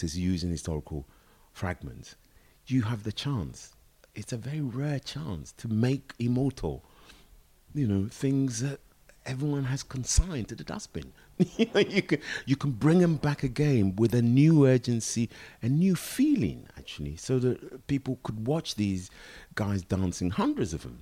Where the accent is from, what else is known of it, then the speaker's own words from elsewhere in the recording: England, United Kingdom; growing up in England in the 60s